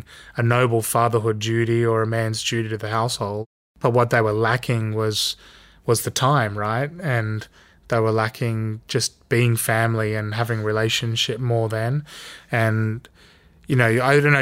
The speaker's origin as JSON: {"language": "English", "town": "Sydney", "region": "New South Wales", "country": "Australia", "tie": "born or raised there", "said": "Growing up in Sydney"}